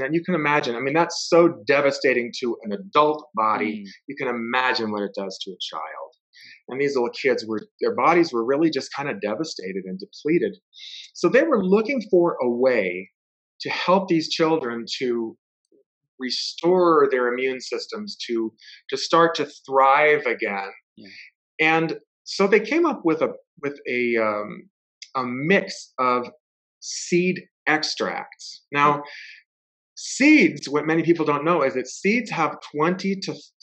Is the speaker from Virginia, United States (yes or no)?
no; Los Angeles, California, United States; now in Provo, United States; I grew up in Los Angeles, but I live in Provo, Utah